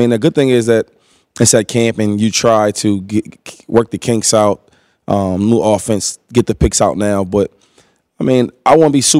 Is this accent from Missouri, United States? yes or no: no; Harrisburg, Pennsylvania, United States; I'm from Harrisburg.